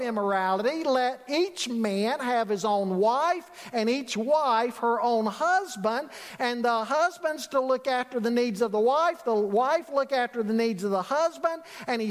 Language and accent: English; Charlotte, North Carolina, United States; growing up in Charlotte, I worked at Harris Teeter near my home in the Cotswold area